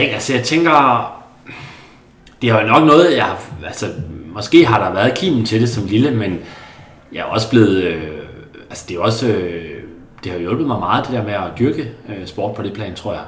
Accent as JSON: {"language": "Danish", "area": "a small town just outside Karup", "region": "Central Denmark Region", "country": "Denmark", "tie": "born or raised there", "said": "i en lille by lidt uden for Karup, hvor jeg voksede op"}